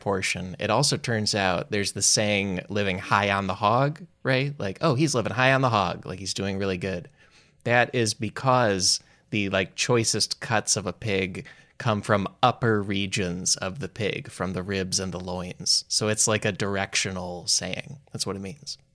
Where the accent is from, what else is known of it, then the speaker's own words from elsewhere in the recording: Chicago, Illinois, United States; growing up in Chicago